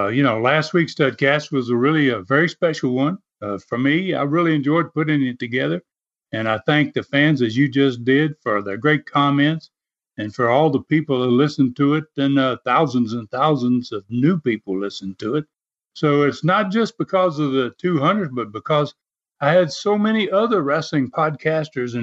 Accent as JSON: {"language": "English", "town": "Dyersburg", "region": "Tennessee", "country": "United States", "tie": "born or raised there", "moved": "yes", "said": "being in my hometown, I guess, you would say, the town I was born"}